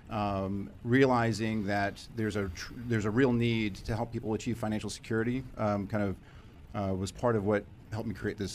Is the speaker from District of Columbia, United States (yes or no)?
no; Virginia Beach, Virginia, United States; Virginia Beach, Virginia.